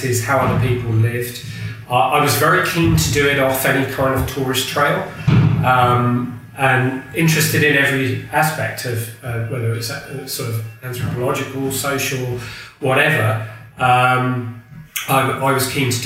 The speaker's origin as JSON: {"language": "English", "region": "England", "country": "United Kingdom", "also_born_or_lived": "Burkina Faso", "said": "as an Englishman"}